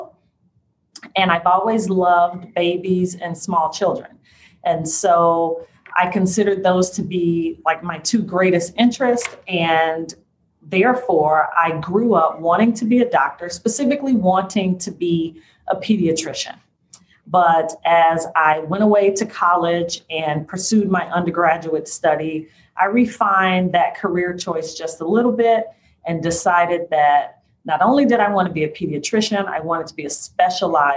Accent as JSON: {"language": "English", "town": "Chicago", "region": "Illinois", "country": "United States", "tie": "born or raised there", "said": "I was born and raised here in Chicago. I am a native Chicagoan"}